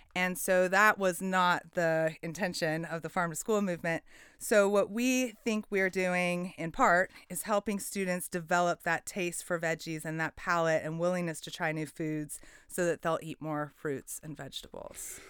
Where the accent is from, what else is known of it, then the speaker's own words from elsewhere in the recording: Portland, Oregon, United States; I, I grew up in Southeast Portland